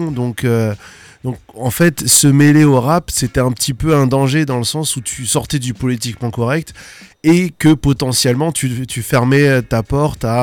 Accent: Alsace, Grand Est, France; il est quand même venu chez nous en Alsace.

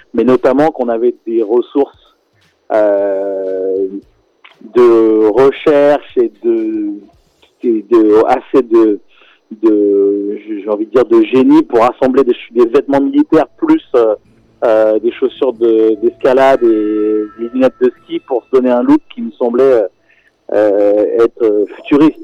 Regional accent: Senegal; moved away; j'ai grandi au Sénégal

